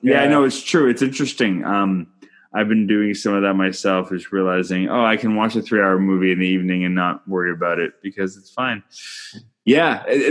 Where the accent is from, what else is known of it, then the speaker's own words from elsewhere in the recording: Canada; I'm Canadian filmmaker